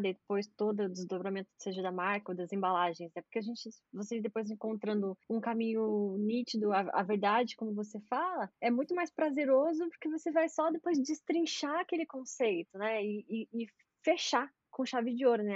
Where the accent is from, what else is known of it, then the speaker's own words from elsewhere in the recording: Brazil; eu sou brasileira